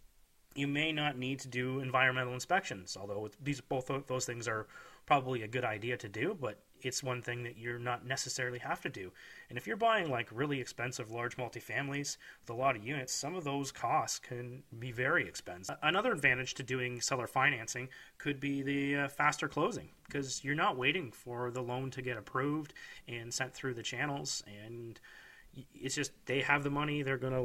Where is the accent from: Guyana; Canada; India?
Canada; As a Canadian, when I was buying properties in Canada